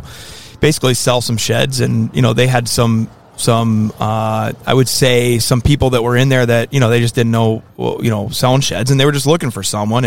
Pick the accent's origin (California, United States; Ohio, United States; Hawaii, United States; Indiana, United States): Ohio, United States; Holmes County; moved away as an adult; now in northern Michigan, United States; I am originally from Holmes County, Ohio